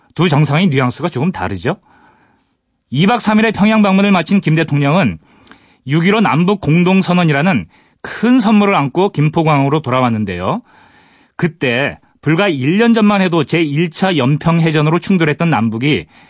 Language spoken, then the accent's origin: Korean; Gangwon, South Korea; 강원도 출신이거든요.